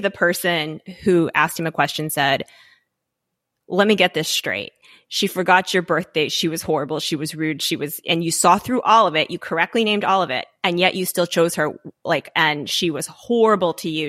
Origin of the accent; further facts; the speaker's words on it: Louisiana, United States; moved away; I grew up in Louisiana, um, not in a big city